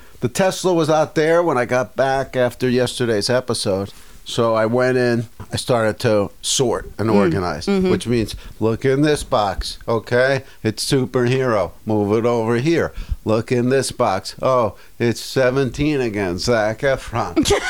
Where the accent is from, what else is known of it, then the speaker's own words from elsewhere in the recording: Cranford, New Jersey, United States; Some guy in Jersey. I'm from Cranford.